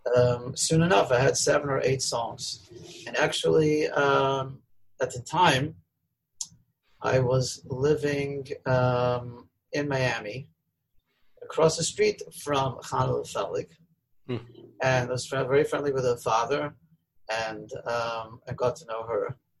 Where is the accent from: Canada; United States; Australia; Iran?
Australia; Melbourne, Victoria; I grew up in Melbourne, Australia.